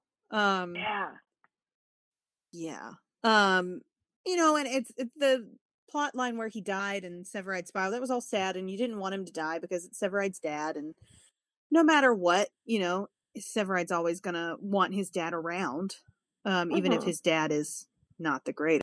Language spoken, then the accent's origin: English; Winston-Salem, North Carolina, United States; the name of my hometown like 10 billion times in a row. It was like, like, everybody is saying it. Winston-Salem